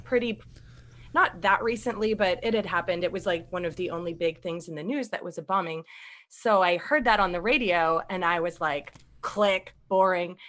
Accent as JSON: {"language": "English", "town": "Boston", "region": "Massachusetts", "country": "United States", "said": "I'm from Boston. So I was actually in Boston"}